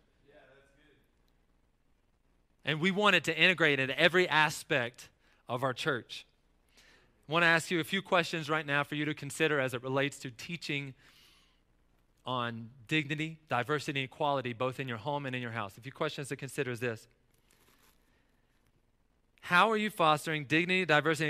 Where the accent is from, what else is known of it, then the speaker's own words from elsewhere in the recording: North Carolina, United States; as a kid growing up in North Carolina